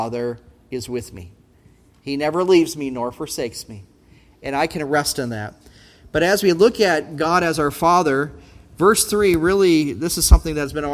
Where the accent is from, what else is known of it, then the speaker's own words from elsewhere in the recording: Brainerd, Minnesota, United States; Growing up in Brainerd area